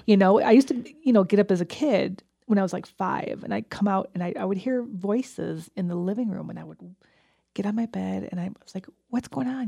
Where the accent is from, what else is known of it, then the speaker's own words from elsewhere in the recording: New York, United States; moved away as an adult; now in Fort Collins, United States; the house I grew up in back in New York